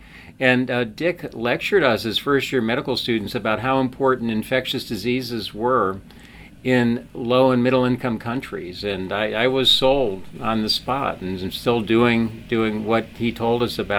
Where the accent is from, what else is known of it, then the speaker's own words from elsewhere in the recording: Washington, District of Columbia, United States; moved away as an adult; now in Charlottesville, United States; Yeah, we grew up in D.C. Yes, okay. Yeah. So just in the Chevy Chase part of Washington.